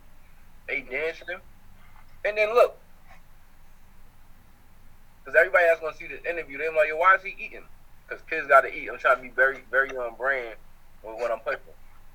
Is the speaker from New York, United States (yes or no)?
yes; New York City, New York, United States; also born or lived in Harlem, New York; Most of my years of like being aware of life, I grew up in the Bronx